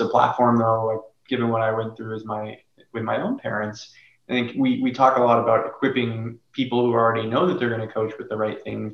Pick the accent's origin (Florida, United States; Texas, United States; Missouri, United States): Florida, United States; now in Los Angeles, United States; I grew up in Florida